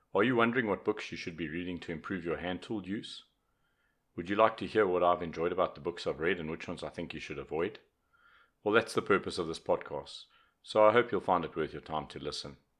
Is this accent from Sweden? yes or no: no; South Africa; also born or lived in Johannesburg; I'm a South African. I live in Johannesburg